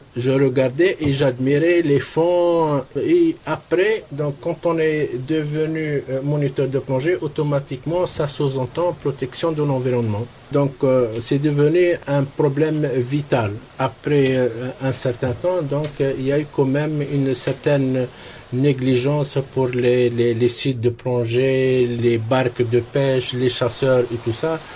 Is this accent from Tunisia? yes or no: yes; Tabarka, Jendouba, Tunisia; je suis né à Tabarka au bord de la mer